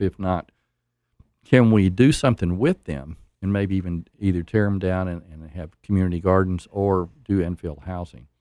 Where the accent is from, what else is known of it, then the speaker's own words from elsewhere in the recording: Nashville, Tennessee, United States; moved away as an adult; now in Oak Ridge, United States; I grew up in Nashville